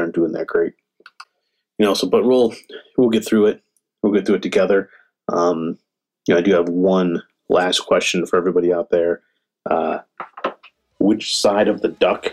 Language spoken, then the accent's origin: English; Michigan, United States; now in Arizona, United States; I grew up in Michigan, so I'm a Michigan fan